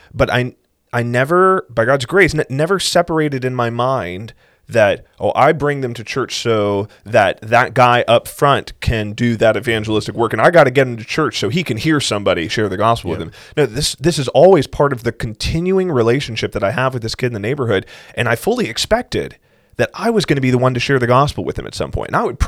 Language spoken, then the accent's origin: English; South Carolina, United States; I growing up in South Carolina